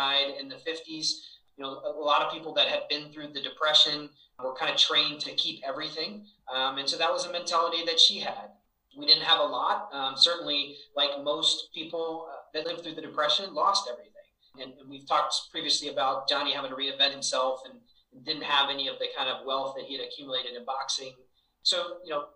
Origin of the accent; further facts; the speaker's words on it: Virginia, United States; also born or lived in Cleveland, Ohio; When I was very young, only about 4 months old, my father moved our family to Virginia. So I was raised in Virginia